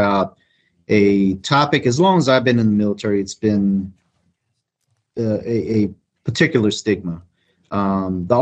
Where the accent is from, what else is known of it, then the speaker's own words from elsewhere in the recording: Eunice, Louisiana, United States; moved away; I was born in Eunice, Louisiana.